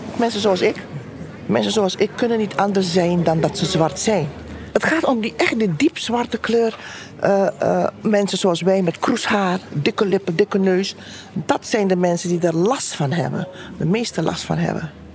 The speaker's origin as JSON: {"language": "Dutch", "country": "Aruba", "tie": "born or raised there", "moved": "yes", "lives_now": "Tilburg, Netherlands", "said": "geboren op Aruba uit Surinaamse ouders"}